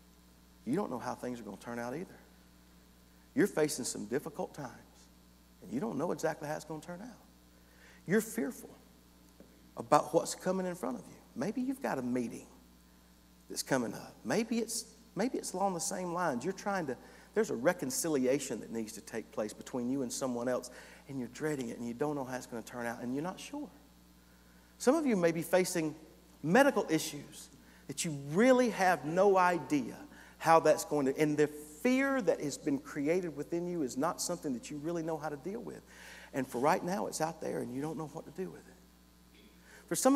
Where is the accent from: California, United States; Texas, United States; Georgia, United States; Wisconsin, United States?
Georgia, United States; North Hall County; I grew up in North Hall County.